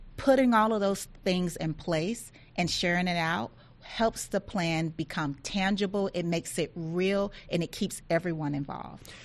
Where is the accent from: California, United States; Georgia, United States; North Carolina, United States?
Georgia, United States; Thomson; I grew up uh, very, very poor in Thompson, Georgia, which is in rural Georgia.